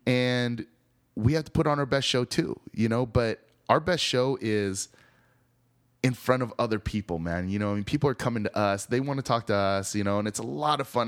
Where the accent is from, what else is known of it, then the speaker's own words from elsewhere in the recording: the Northwest, Pacific Northwest, United States; moved away as an adult; also born or lived in Seattle; now in Austin, United States; growing up in the Northwest